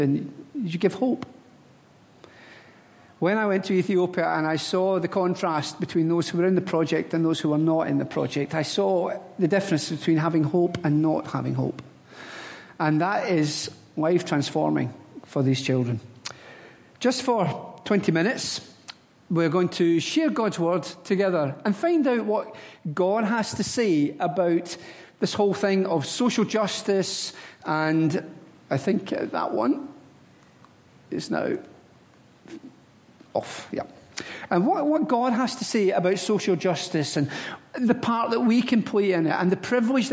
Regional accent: Glasgow, Scotland, United Kingdom; moved away; I was born in the Gorbals and I went to school in the Gorbals

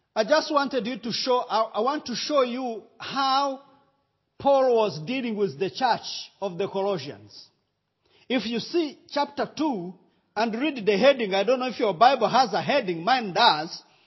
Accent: Rwanda; accent: Rwandan

